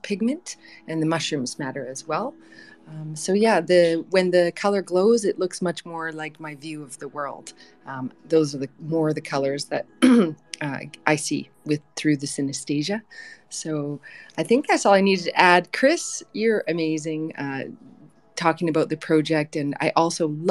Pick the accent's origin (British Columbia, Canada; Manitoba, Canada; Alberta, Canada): British Columbia, Canada; northeastern; I come from the Soto First Nation in northeastern BC